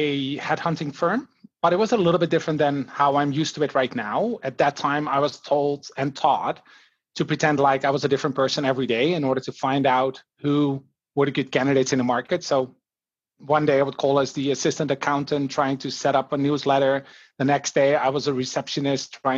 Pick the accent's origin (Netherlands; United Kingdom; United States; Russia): Netherlands; moved away as an adult; now in Canada; I just finished my marketing management degree back in the Netherlands.